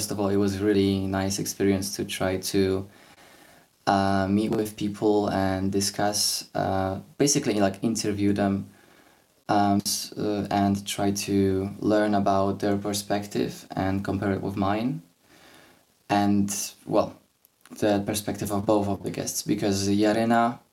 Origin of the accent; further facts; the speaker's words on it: Poland; I'm from Poland